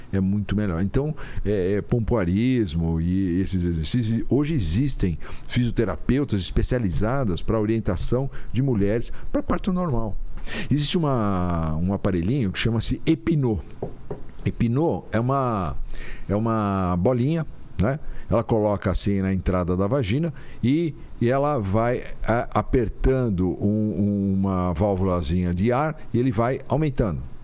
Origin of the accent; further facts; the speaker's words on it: São Paulo, Brazil; also born or lived in Catanduva / Mogi das Cruzes; nasci em São Paulo, sempre morei em São Paulo, meus amigos eram de São Paulo, minha família é de São Paulo